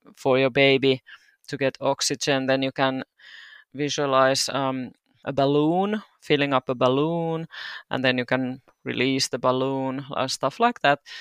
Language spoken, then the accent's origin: English; Turku, Southwest Finland, Finland; moved away as an adult; now in Seinäjoki, Finland; I'm originally from Turku. I mo, uh, lived there twenty-two years